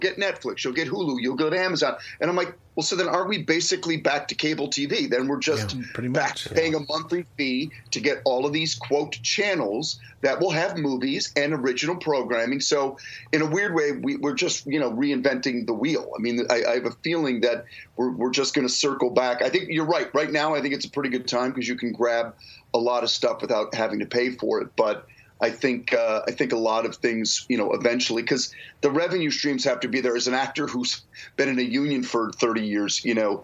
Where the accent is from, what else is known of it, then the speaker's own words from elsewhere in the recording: Detroit, Michigan, United States; moved away as an adult; I grew up in Detroit